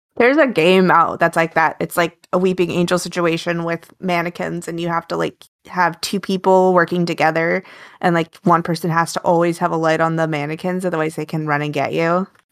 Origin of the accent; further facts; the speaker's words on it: Alaska, United States; moved away; I grew up in Alaska